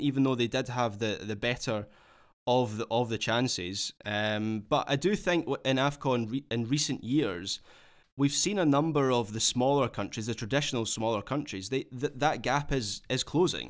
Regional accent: Scotland, United Kingdom; as a Scot

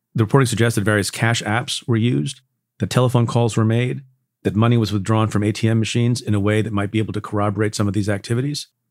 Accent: United States; first language English; also born or lived in India; I came to the States when I was a year old and basically English is my native language

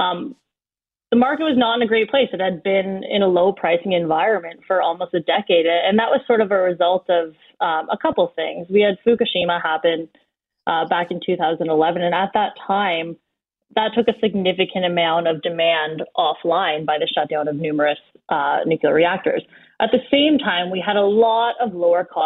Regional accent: Collingwood, Ontario, Canada; also born or lived in Chelmsford, Ontario (family); I'm from Collingwood originally, but my family is from a small town outside of Sudbury called Chelmsford

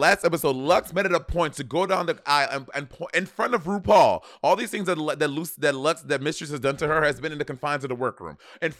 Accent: New York City, New York, United States; And growing up in New York City, bitch, we were bad kids.

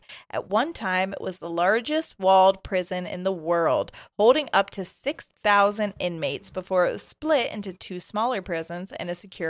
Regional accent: England, United Kingdom; I'm originally from England.

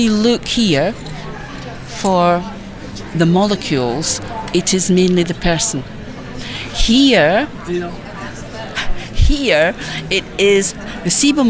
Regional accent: Perth, Scotland, United Kingdom; I'm from Perth in Scotland.

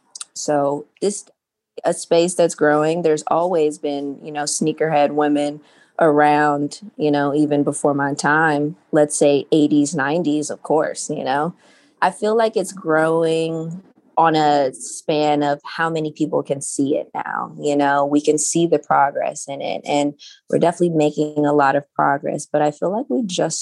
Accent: Los Angeles, California, United States; I grew up in South Central Los Angeles.

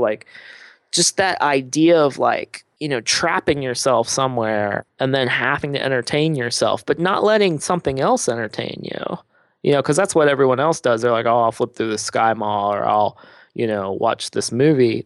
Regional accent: Midwest, United States; a Midwesterner

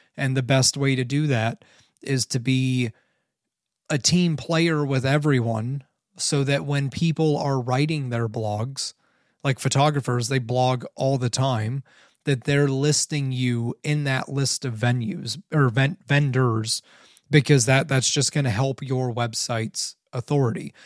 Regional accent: Canton, Ohio, United States; I grew up in Canton, Ohio.

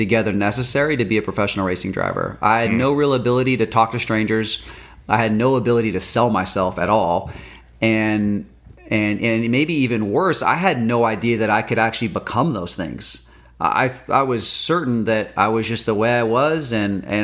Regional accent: California, United States; We're from California

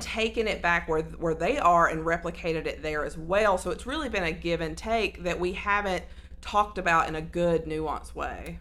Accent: Sand Mountain, Alabama, United States; I'm from Sand Mountain in the northeast yeah. corner where Alabama, Georgia, and Tennessee meet.

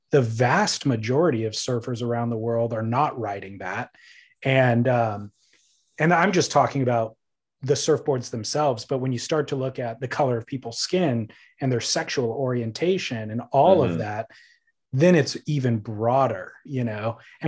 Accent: California, United States; I grew up in Orange County.

